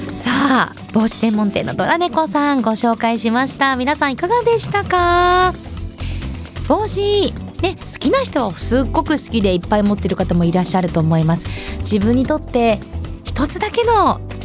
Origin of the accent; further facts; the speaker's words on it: Asahikawa, Hokkaido, Japan; 私、旭川出身、旭川観光大使